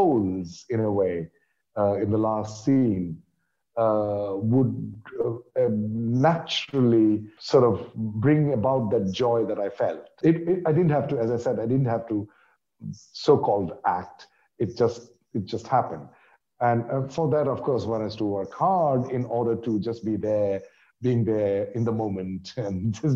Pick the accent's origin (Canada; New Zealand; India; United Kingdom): India; I'm from India